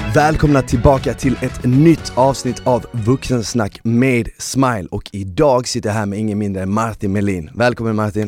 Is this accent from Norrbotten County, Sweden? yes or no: no; Malmö, Skåne, Sweden; jag växte upp i Malmö